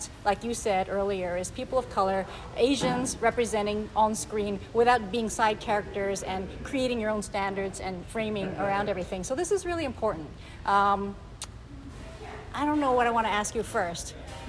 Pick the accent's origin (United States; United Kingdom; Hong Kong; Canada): Hong Kong; moved away; I grew up in Hong Kong. I grew up watching Kung Fu films as a kid.